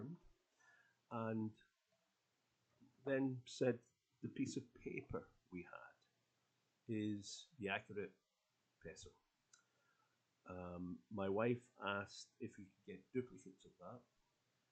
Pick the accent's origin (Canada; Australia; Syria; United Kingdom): United Kingdom; now in Poland; I went through the new process for registering as a British citizen here in Poland